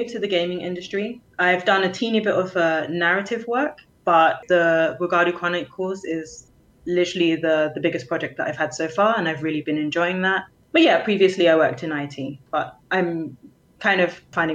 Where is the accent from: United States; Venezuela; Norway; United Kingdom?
United Kingdom; London; moved away as an adult; now in Berlin, Germany; of Nigerian heritage, born and raised in London, UK, and have been based in Berlin for about 4 years now